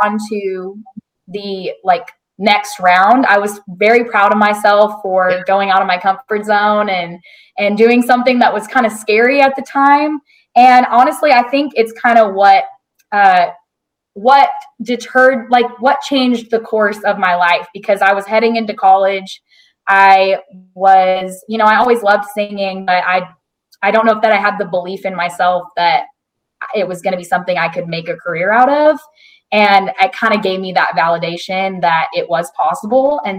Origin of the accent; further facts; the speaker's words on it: El Dorado, Arkansas, United States; also born or lived in Texas; now in Nashville, United States; my hometown in El Dorado, Arkansas